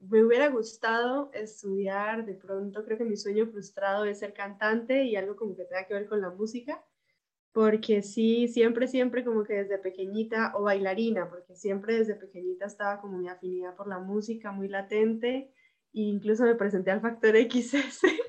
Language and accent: Spanish; Bucaramanga, Santander, Colombia; moved away as an adult; now in Germany; soy de Bucaramanga